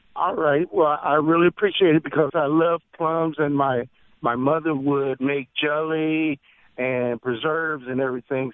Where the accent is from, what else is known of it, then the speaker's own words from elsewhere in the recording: Midwest, United States; now in Biloxi, United States; I'm originally from the Midwest